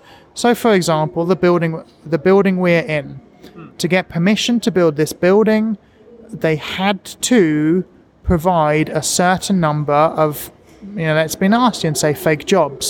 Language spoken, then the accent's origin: English; England, United Kingdom; born or raised there; moved away as an adult; now in Japan